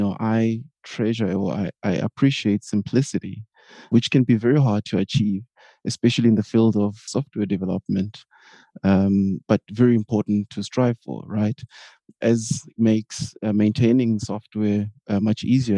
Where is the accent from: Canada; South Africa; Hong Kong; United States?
South Africa; now in Berlin, Germany; I am a South African living in Berlin, Germany